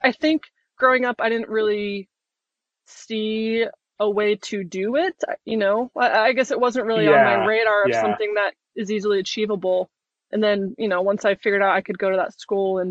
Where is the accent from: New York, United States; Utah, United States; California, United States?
Utah, United States; moved away; I grew up in Utah as well